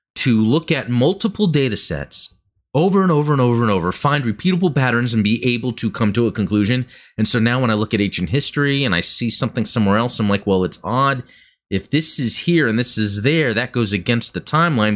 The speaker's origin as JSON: {"language": "English", "country": "United States", "tie": "born or raised there", "said": "Growing up in America"}